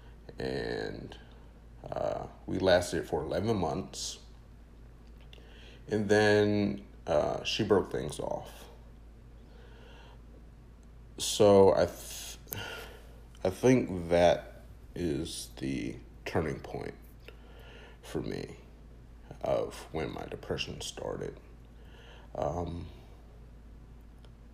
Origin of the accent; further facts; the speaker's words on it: North Carolina, United States; also born or lived in Queens, New York; I'm originally from Queens, New York, and so when I moved down here to North Carolina